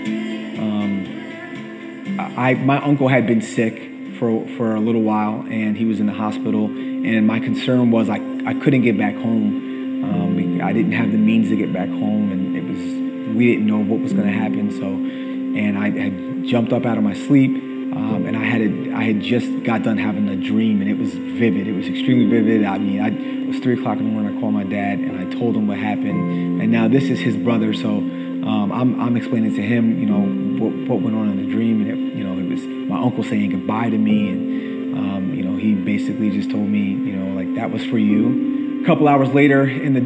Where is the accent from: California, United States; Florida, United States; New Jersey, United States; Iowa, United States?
New Jersey, United States; moved away; I grew up in New Jersey